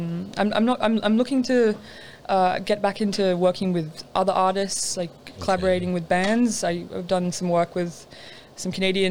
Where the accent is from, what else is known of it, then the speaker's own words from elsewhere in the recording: Lennox Head, New South Wales, Australia; That's from my hometown, a place called Lake Ainsworth.